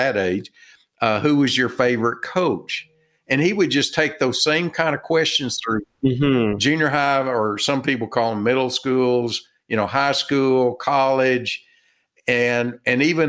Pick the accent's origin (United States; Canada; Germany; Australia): United States; Texas; I'm from Texas